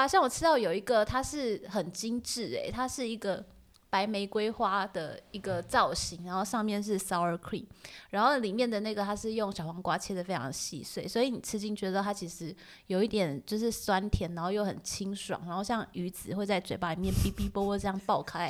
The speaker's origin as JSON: {"language": "Chinese", "country": "Taiwan", "said": "会不会是我们台湾人口味就是喜欢不甜？"}